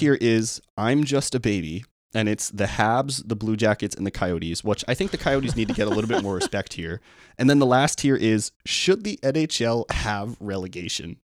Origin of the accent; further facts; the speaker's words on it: New York, United States; we're from New York